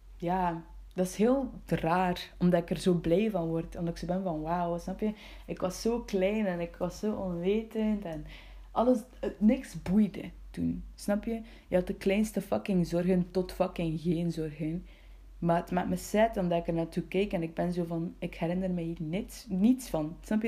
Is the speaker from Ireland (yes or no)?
no; Bruges, Flanders, Belgium; ik ben geboren in Brugge